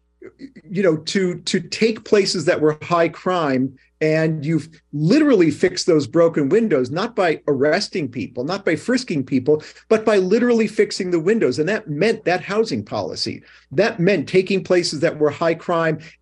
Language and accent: English; Chicago, Illinois, United States; moved away as an adult; now in New York, United States; I grew up in Chicago. I moved here when I was 18.